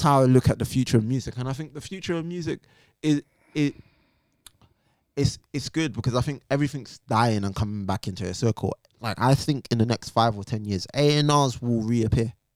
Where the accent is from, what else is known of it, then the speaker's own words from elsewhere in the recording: Jamaica; being Jamaican, I was taught